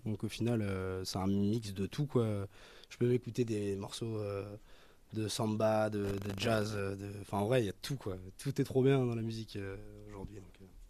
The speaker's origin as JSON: {"language": "French", "town": "Nantes", "region": "Pays de la Loire", "country": "France", "said": "Je viens de Nantes"}